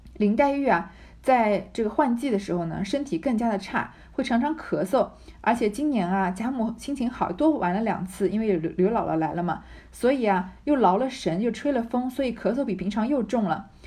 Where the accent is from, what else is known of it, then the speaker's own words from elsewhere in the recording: China; 我们中国人